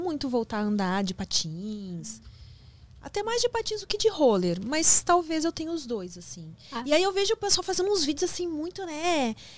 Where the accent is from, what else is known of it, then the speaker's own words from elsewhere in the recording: Rio Grande do Sul, Brazil; moved away as an adult; now in São Paulo, Brazil; eu sou gaúcha